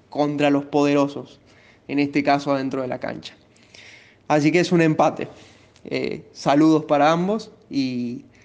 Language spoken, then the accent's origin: Spanish; Salta, Argentina; soy de Salta